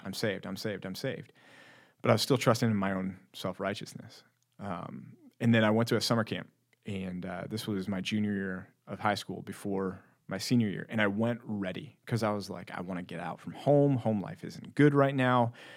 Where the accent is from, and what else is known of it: Texas, United States; born or raised there